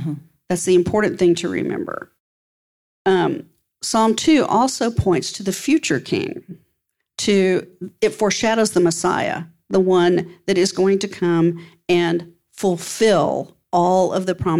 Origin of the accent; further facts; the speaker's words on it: West Texas, United States; Growing up in West Texas, which is a hot, dry climate, we didn't have very many trees in West Texas.